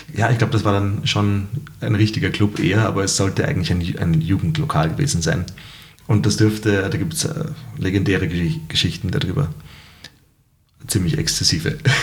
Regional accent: Salzburg, Austria; als äh, Salzburger

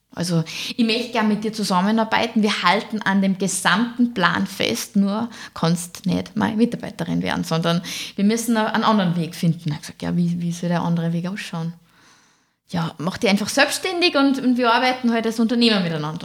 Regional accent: Fieberbrunn, Tyrol, Austria; moved away as an adult; now in Salzburg, Austria; aufgewachsen bin ich in Tirol, in der Nähe von Kitzbühel in Fieberbrunn.

